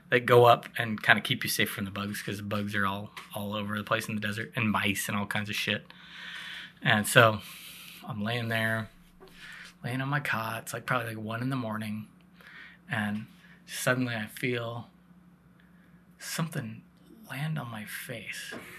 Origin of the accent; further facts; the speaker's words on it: Northwest, United States; we're National Guard, so, like, we're all from the Northwest